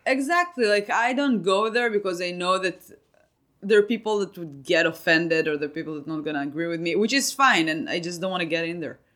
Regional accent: Israel; moved away as an adult; now in United States; I came from Israel

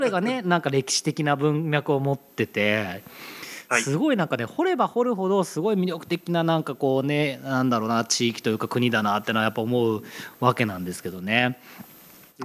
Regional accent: Yokohama, Kanagawa, Japan; now in Tokyo, Japan; 横浜出身なんですね。で、今東京にいるんですけど

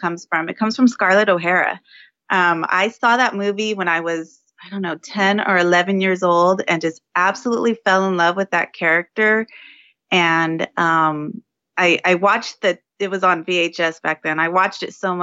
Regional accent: San Diego, California, United States; I am in San Diego, California, native San Diegan

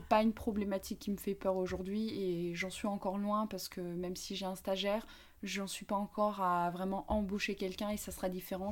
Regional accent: Paris, Île-de-France, France; moved away as an adult; also born or lived in Grenoble; now in Dijon, France; Je viens de Paris où euh, j'ai grandi jusqu'à mes 20 ans

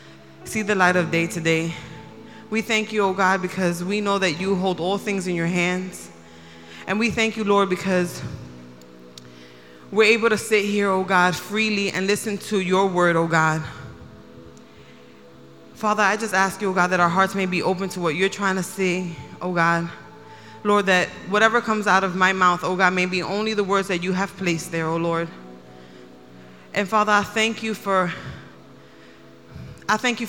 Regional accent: New York City, New York, United States; as a New Yorker

